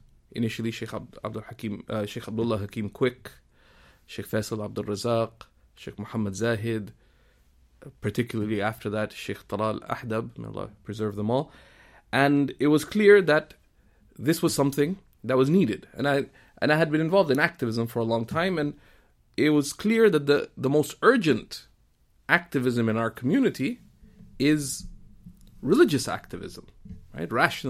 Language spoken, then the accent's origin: English; Canada; there are multiple identities that I could connect with, being Canadian, being of Pakistani origin, being of Indian roots, etc., ultimately it's that I am Muslim.